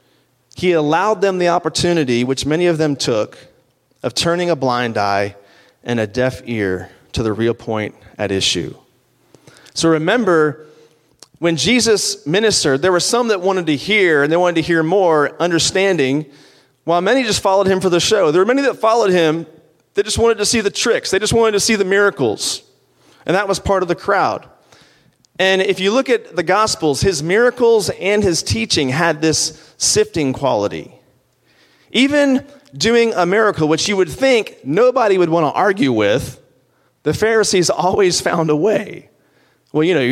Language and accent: English; Virginia, United States; where I grew up in Virginia, my grandfather had a farm.